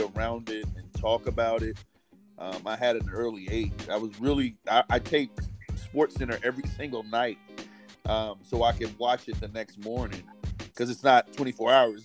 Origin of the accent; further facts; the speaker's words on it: Indiana, United States; I grew up in Indiana where basketball is everything